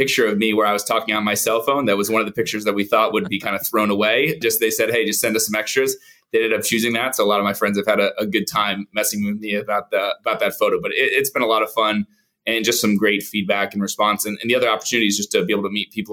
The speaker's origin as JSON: {"language": "English", "town": "Plantation", "region": "Florida", "country": "United States", "tie": "born or raised there", "also_born_or_lived": "Atlanta / New York City", "said": "I'm born and raised in Florida, Plantation, Florida, kind of a suburb of Fort Lauderdale"}